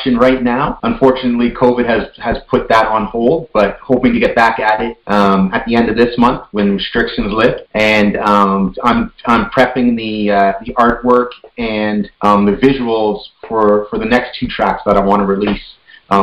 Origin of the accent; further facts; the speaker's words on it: Canada; I'm Canadian born, but my heritage is Trinidad and Tobago, so Trinidadian